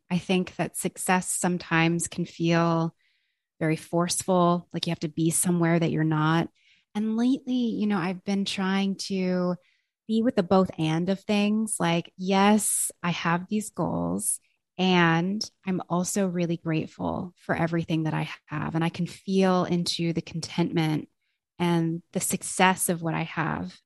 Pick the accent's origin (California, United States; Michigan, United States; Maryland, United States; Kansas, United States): California, United States; Los Angeles; I am from Los Angeles, California